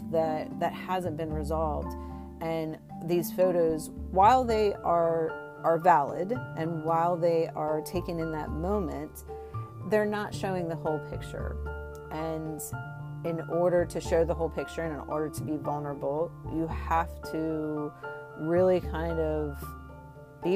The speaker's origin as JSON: {"language": "English", "region": "Maryland", "country": "United States", "said": "I'm from Maryland"}